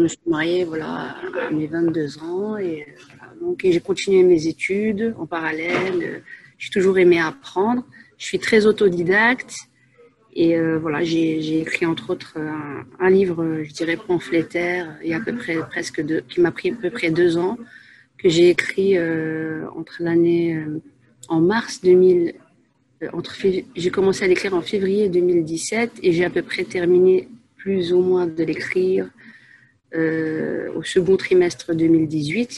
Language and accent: French; Asnières-sur-Seine, Île-de-France, France; moved away as an adult; also born or lived in Paris / Saint-Gratien / Enghien-les-Bains; now in Belgium; à la base une Parisienne. je suis née à Paris 14e, j'ai vécu, j'ai passé mon enfance à Agnières-sur-Seine